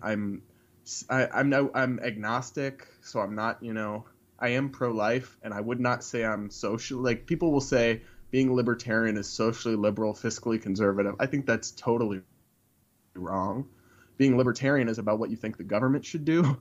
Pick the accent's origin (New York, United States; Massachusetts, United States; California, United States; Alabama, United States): Massachusetts, United States; I'm from New England. I'm from Massachusetts